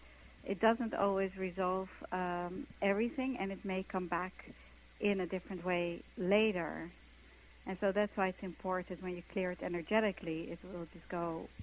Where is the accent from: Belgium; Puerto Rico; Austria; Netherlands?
Netherlands; English is a second language; now in New York, United States; I came from Holland to New York to be a dancer